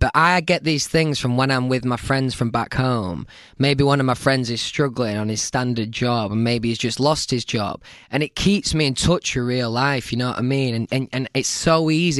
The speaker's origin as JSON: {"language": "English", "town": "Doncaster", "region": "Yorkshire and the Humber", "country": "United Kingdom", "tie": "born or raised there", "said": "Doncaster, where I'm from"}